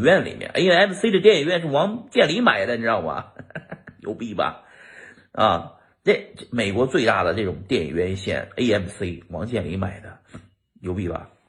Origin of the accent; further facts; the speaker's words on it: China; now in United States; 我们中国人现在已经不是在建设咱们中国了，